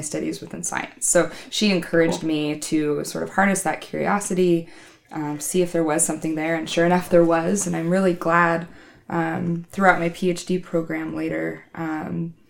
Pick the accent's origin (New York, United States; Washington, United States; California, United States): Washington, United States; Wenatchee; I grew up in the Wenatchee area, which is sort of the heart of tree fruit and stone fruit country in Washington State